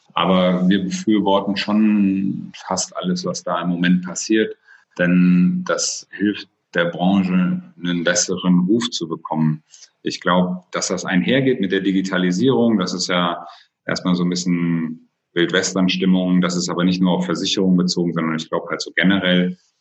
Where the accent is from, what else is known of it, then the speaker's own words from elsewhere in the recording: Oldenburg-Bremen area, Lower Saxony, Germany; moved away as an adult; now in Cologne, Germany; Ich bin gebürtiges Nordlicht, komme also aus der Ecke Oldenburg-Bremen